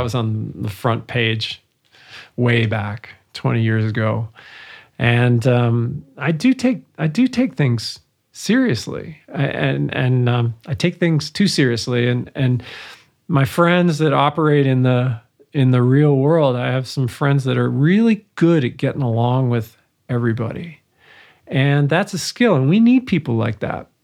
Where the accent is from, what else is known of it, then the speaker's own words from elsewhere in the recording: Vancouver, British Columbia, Canada; first language English; moved away; also born or lived in Montreal; growing up in Vancouver